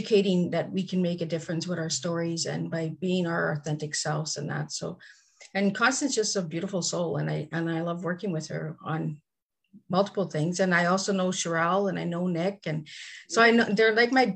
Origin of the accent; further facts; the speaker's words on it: Cornwall, Ontario, Canada; I'm from Cornwall, Ontario, Canada